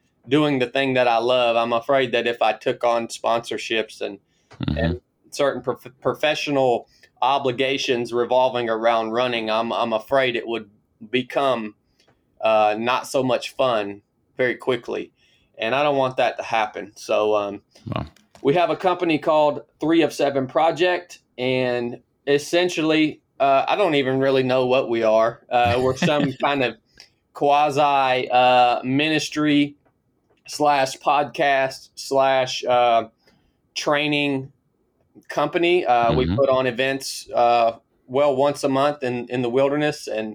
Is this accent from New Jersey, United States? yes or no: no; Northwest Georgia, United States; moved away as an adult; I was born in Northwest Georgia, kind of in the foothills of the Appalachian Mountains. Grew up just a country kid in the woods